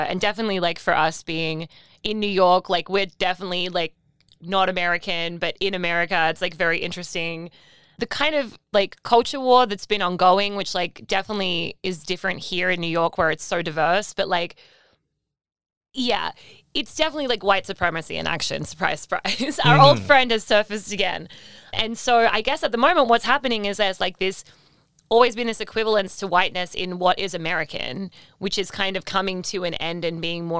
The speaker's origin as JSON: {"language": "English", "country": "Australia", "said": "I'm Australian, which like is a whole subculture thing here now."}